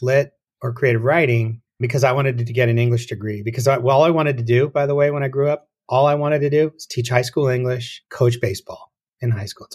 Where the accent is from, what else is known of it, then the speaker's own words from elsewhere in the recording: Tucson, Arizona, United States; I grew up in Tucson